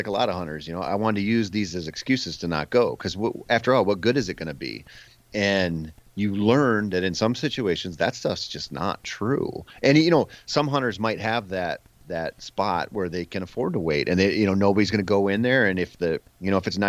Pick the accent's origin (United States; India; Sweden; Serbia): United States; Minnesota; I grew up in Minnesota